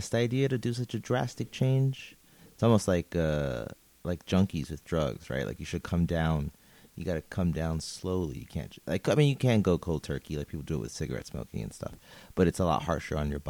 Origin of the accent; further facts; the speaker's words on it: New York City, New York, United States; I am a New Yorker